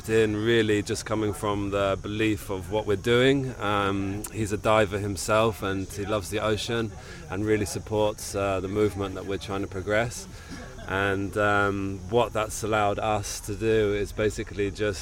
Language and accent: English; Cambridge, East of England, United Kingdom; moved away as an adult; now in Ibiza, Spain; I'm from Cambridge. It's pretty flat around there, and there's no sailing.